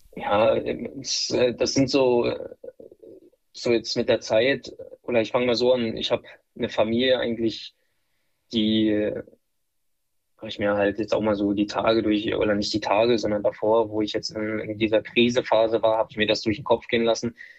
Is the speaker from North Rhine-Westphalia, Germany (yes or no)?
no; Dresden, Saxony, Germany; also born or lived in Wolfsburg; now in Würzburg, Germany; bin ich zurück nach Dresden zu meiner Heimat, mhm. zu meinem Heimatverein